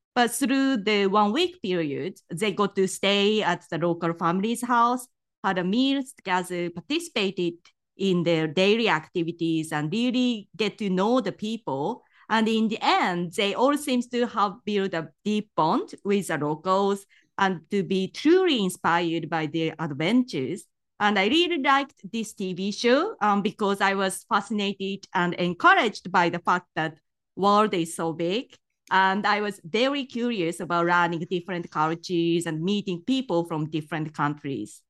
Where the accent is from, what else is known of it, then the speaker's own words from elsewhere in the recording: Gifu, Japan; English is a second language; moved away as an adult; also born or lived in United Kingdom; I actually grew up in a totally modern indoor environment, um, of the countryside town, countryside town, uh, in Gifu Prefecture